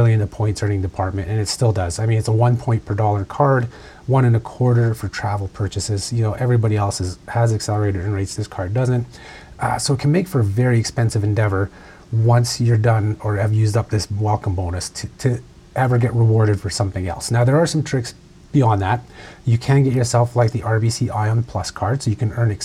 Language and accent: English; Canada